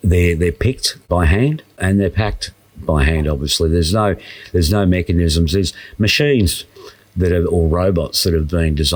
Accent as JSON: {"language": "English", "town": "Wandin", "region": "Victoria", "country": "Australia", "tie": "born or raised there"}